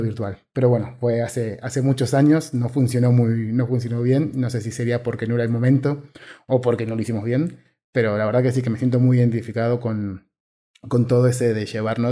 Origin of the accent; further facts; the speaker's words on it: Argentina; siendo argentino